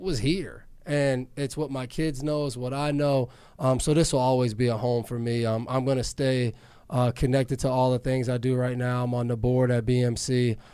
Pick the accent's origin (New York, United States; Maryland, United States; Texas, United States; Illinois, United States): New York, United States; also born or lived in New Jersey / Massachusetts; now in Foxborough, United States; I grew up in New York and, and lived in New Jersey